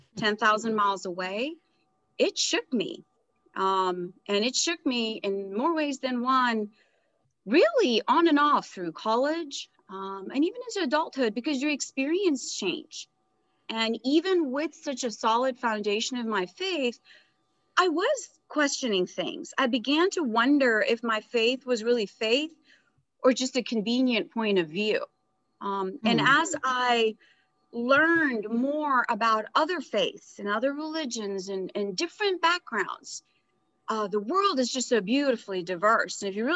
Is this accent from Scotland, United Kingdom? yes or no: yes; Edinburgh, Scotland, United Kingdom; also born or lived in India; I was born in India into a very traditional conservative religious family. And as life would have it, at about a year and a half, my dad's career took us to England. So I grew up in Edinburgh.